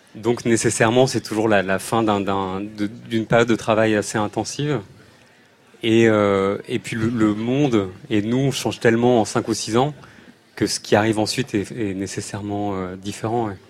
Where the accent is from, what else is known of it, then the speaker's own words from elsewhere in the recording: Paris, Île-de-France, France; on vient de Paris